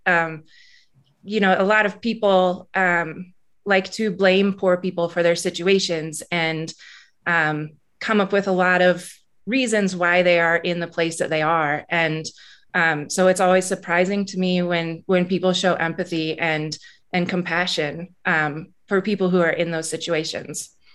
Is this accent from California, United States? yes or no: no; Alaska, United States; now in Missoula, United States; I grew up in Alaska, and Alaska's a pretty hard place to live